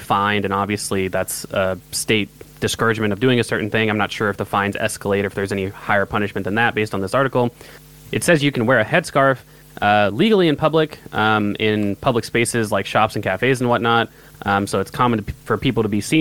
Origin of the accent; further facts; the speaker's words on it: United States; I'm an American